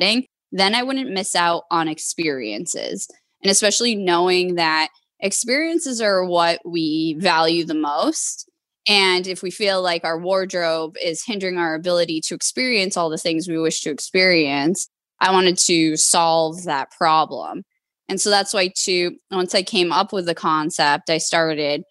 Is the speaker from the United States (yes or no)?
yes; Boston, Massachusetts, United States; moved away as an adult; also born or lived in California; at the time I was living in California, but I'm from the Boston area. I moved back to Boston